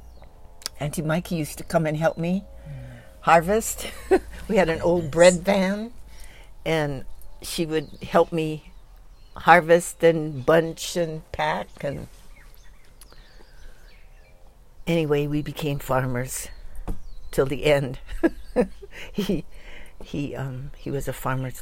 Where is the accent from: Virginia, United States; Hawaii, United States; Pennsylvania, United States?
Hawaii, United States; Honolulu; moved away as an adult; now in Maui, United States; I was born in Honolulu, raised in Palolo Valley, Waiomau Valley